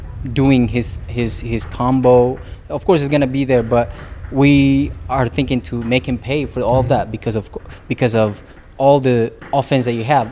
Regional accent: Philippines; now in Los Angeles, United States; he's Filipino, we're the same, you know, country, and we even speak the same dialect

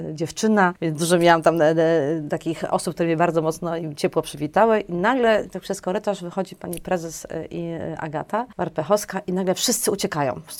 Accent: Warsaw, Masovian Voivodeship, Poland; born there; ja urodziłam się w Warszawie, mhm. e, na Brudnie, znaczy w ogóle na szpitalu praskim. Cała moja rodzina z taty, od taty strony to ze Szmulek

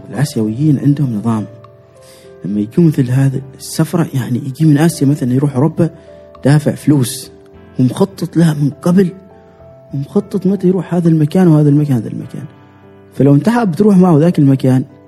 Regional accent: Oman; انا من عمان انا عماني انا عايش في عمان

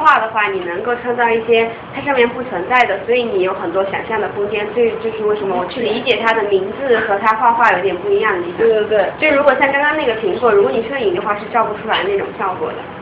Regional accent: Jinan, Shandong, China; moved away; also born or lived in Beijing / Michigan; 我是济南的

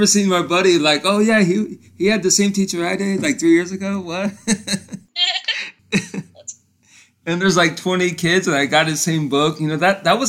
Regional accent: Florida, United States; I'm from Florida. I know all about rain.

